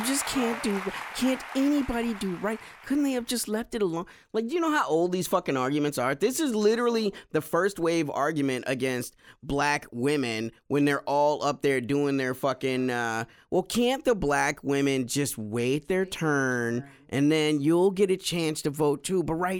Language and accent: English; the South, United States; As a Southerner, it brings me right into uppity Negroville.